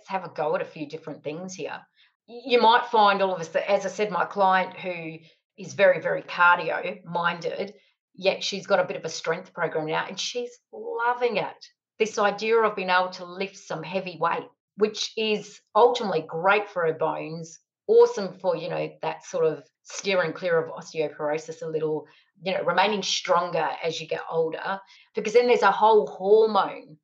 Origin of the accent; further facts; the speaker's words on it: Alice Springs, Northern Territory, Australia; moved away as an adult; also born or lived in Italian heritage; now in Whyalla, Australia; I'm born and bred in Alice Springs.